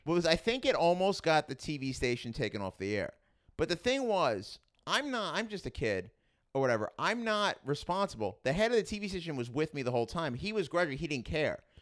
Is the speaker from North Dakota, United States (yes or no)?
no; New York City, New York, United States; accent: Queens; also born or lived in Staten Island / Manhattan; I grew up in Queens